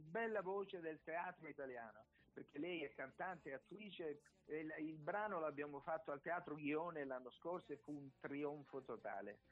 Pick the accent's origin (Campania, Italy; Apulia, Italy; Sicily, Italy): Apulia, Italy; Acquarica del Capo; ho detto di, di Acquarica del Capo